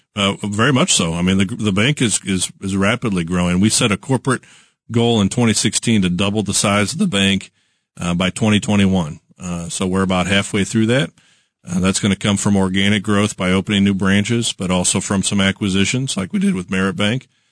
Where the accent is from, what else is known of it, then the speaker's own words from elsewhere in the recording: Kansas City, Missouri, United States; I'm born and raised in Kansas City